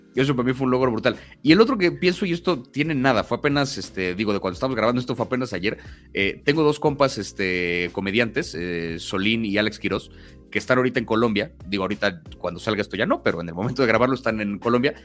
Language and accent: Spanish; Mexico City, Mexico; 50% español, 50% mexicano, 100% chilango. Yo sí, antes que otra cosa, me identifico como alguien de la CDMX